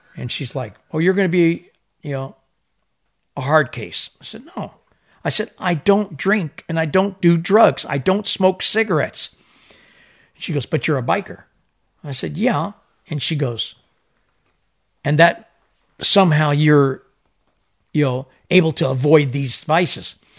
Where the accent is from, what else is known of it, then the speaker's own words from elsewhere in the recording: Isle of Man; I was born on the Isle of Man. I was living off the corner of Hillberry